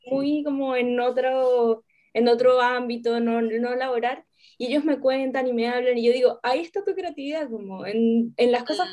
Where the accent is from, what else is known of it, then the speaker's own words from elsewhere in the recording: Venezuela; now in Chile; soy venezolana, vivo en Chile